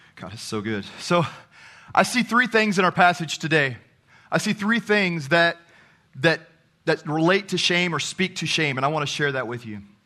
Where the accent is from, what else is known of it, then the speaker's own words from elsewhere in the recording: Texas, United States; I'm from Texas